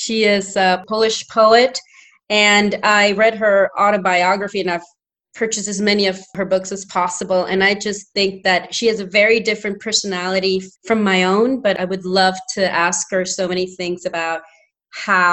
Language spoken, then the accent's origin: English; Honduras; English is a second language; moved away; also born or lived in New Hampshire, United States; I'm from Honduras